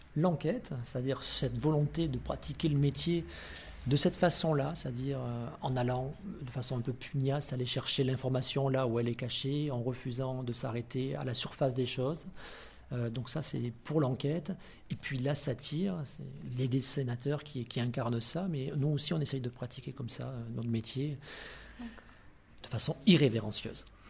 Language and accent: French; the South, France; moved away as an adult; also born or lived in Paris / Reims; je suis du Sud, je suis revenu dans le Sud